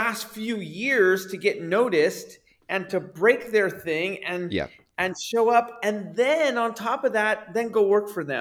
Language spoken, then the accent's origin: English; Bay Area, California, United States; growing up in the Bay Area